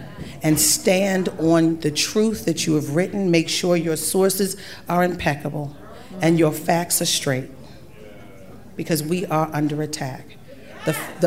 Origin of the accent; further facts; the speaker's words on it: Baltimore, Maryland, United States; I'm from Baltimore. I'm 50 years old next month